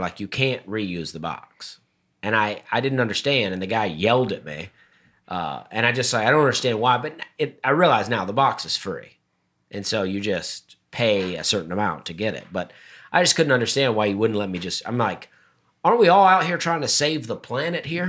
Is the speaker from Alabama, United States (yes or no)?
yes; Opelika, Alabama, United States; now in Nashville, United States; my hometown, Opelika